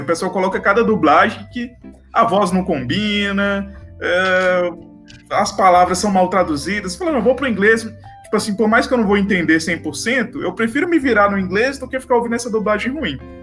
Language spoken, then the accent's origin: Portuguese; Brazil; accent: Brazilian; Eu tenho sotaque de brasileiro